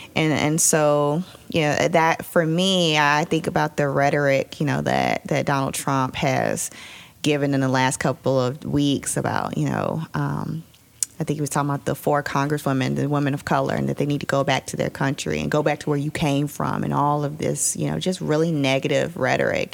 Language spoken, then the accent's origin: English; Roanoke, Virginia, United States; moved away; I'm from Roanoke originally, moved back about two years ago